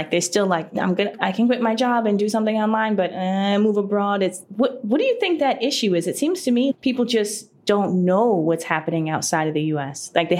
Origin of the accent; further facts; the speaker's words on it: Connecticut, United States; Speaking of the U.S., since we are both from the U.S., I'm from Connecticut. Okay, a little bit different than Chicago, a little bit. Small farm town.